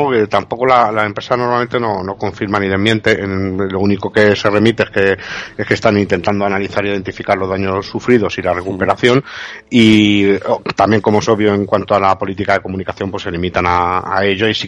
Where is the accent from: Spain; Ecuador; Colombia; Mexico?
Spain; ya sabemos cómo somos los españoles y tal, en plan coña, ¿no?